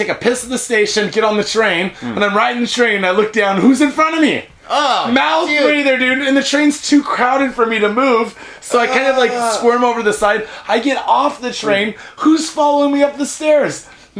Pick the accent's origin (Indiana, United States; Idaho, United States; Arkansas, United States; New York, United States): Idaho, United States; In the case of, I'm from Idaho.